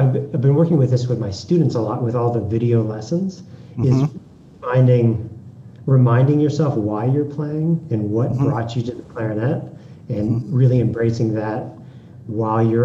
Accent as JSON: {"language": "English", "town": "Scottsdale", "region": "Arizona", "country": "United States", "tie": "born or raised there", "said": "I grew up in just outside Phoenix, Arizona, in Scottsdale"}